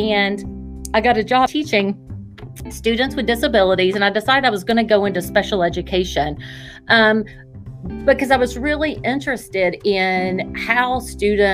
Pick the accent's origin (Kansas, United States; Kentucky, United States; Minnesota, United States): Kentucky, United States; Winchester; I am a native Kentuckian. I was born in Winchester, Kentucky, which is east of Lexington.